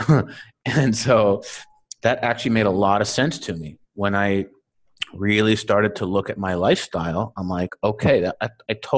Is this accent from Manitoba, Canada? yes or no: yes; Winnipeg, Manitoba, Canada; moved away; also born or lived in Silicon Valley; I'm from Winnipeg.